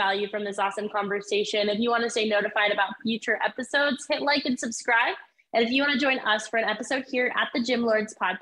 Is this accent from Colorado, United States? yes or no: no; Maine, United States; moved away; I'm from Maine originally